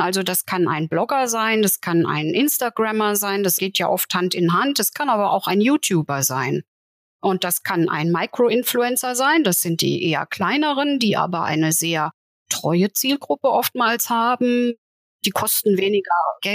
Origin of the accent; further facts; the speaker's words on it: Saarland, Germany; ich als Saarländerin sehr nah an Frankreich war